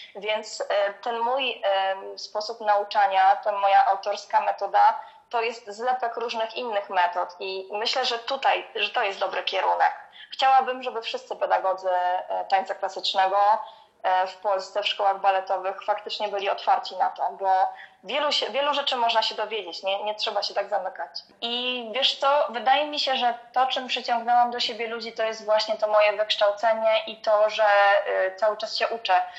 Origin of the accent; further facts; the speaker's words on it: Poznań, Greater Poland, Poland; moved away as an adult; now in Gniezno, Poland; pochodzę z dużego miasta, e, właśnie pochodzę z Poznania.